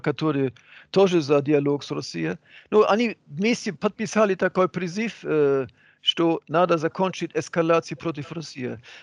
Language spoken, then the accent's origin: Russian; Hamburg, Germany; Russian is a second language; moved away as an adult; now in Russia; у, моих друзей в, в Гамбурге, откуда я родом